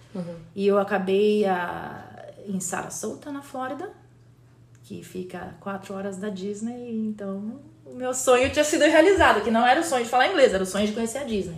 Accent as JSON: {"language": "Portuguese", "town": "Campinas", "region": "São Paulo", "country": "Brazil", "tie": "born or raised there", "also_born_or_lived": "Recife / Jaboatão dos Guararapes / Fortaleza", "moved": "as an adult", "lives_now": "United States"}